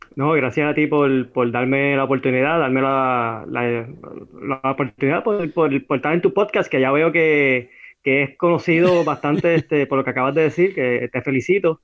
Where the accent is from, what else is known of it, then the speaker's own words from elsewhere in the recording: Carolina, Puerto Rico; Yo me crié en Isla Verde.